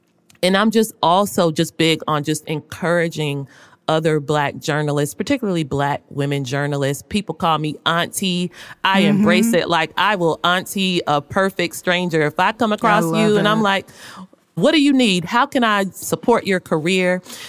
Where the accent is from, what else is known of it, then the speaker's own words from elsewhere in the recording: Louisville, Kentucky, United States; I am from Louisville, Kentucky. I went to Florida A&M, and then I started my career at a relatively small newspaper in Jacksonville, Florida.